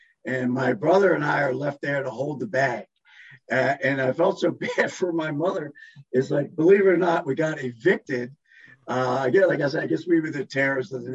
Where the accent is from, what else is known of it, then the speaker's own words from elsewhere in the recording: Catonsville, Maryland, United States; it's a close-knit community, and it was a great place, certainly a great place to grow up